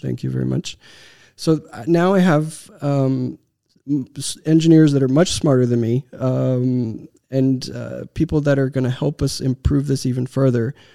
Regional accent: Texas, United States; born or raised there; moved away as an adult; also born or lived in Romania / Seattle

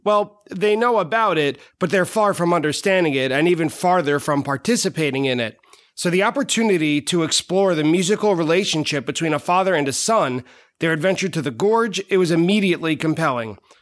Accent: Merrick, New York, United States; I'm also from Long Island. I grew up my whole life in Merrick

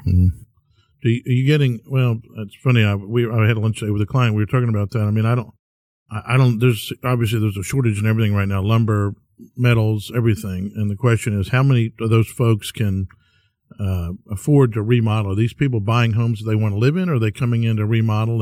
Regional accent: Bellaire, Texas, United States; I grew up in Bel Air

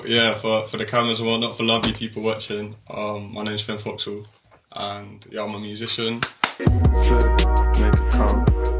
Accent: London, United Kingdom; I'm from Shepherd Bush, so I'm just down the road from here, not far from Ladbroke Grove

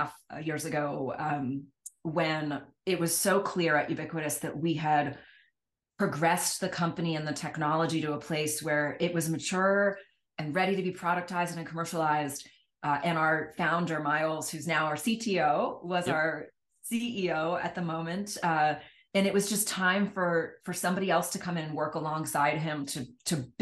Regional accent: Washington, District of Columbia, United States; born or raised there; moved away

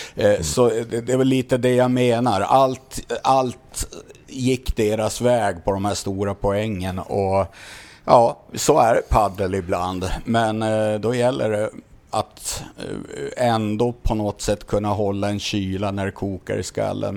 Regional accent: Sweden; oss svenskar

